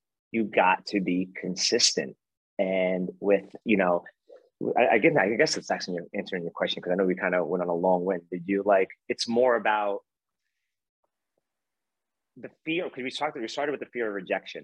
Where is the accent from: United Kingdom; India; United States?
United States; New York City, New York; growing up in Brooklyn, New York